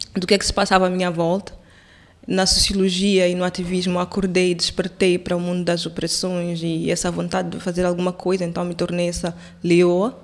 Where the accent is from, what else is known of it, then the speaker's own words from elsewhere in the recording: Quelimane, Zambezia, Mozambique; moved away; Eu, eu sou de Climane